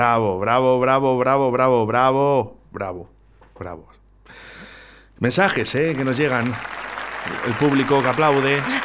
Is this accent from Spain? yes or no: yes; Valladolid, Castile and León, Spain; somos, muchos vallisoletanos que, estamos muy arraigados a, nuestra ciudad